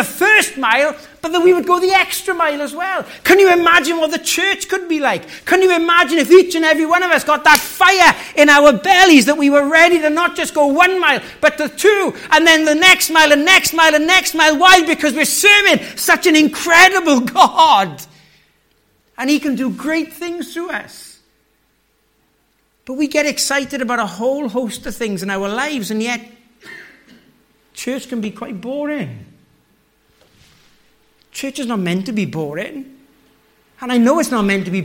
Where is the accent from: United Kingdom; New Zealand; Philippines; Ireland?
United Kingdom; the Valleys, Wales; moved away; I come from the valleys in Wales